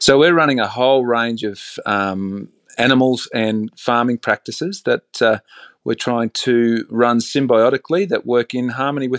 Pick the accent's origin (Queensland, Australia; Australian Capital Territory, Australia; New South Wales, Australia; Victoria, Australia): Queensland, Australia; Bundaberg; I grew up in a town called Bundaberg, sort of central coastal Queensland